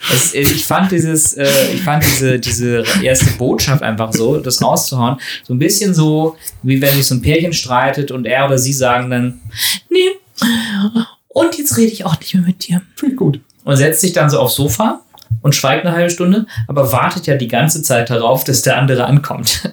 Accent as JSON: {"language": "German", "region": "Northern Germany", "country": "Germany", "said": "bei uns im Norden"}